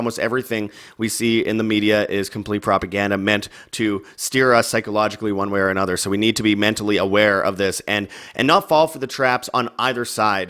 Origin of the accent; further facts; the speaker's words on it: Winnipeg, Manitoba, Canada; Winnipeg, Canada, my, my hometown